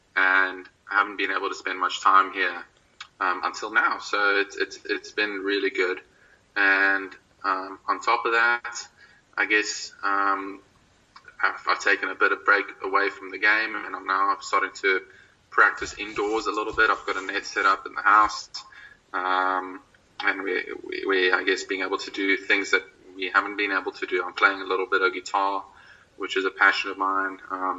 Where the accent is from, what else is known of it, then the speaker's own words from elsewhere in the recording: Belleville, Western Cape, South Africa; born there; also born or lived in Durbanville / Pretoria / Oudtshoorn; Well, I was born in Belleville. Lived in Durbanville up until the age of 4, so I was really young. I don't remember too much. And then moved up to Pretoria, actually, for a while, and then down to Oudtshoorn.